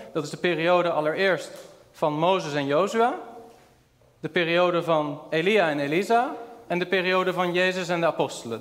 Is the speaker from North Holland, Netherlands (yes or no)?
no; Rotterdam, South Holland, Netherlands; de kerk waar ik ben opgegroeid was een kleine volle evangelische gemeente in Rotterdam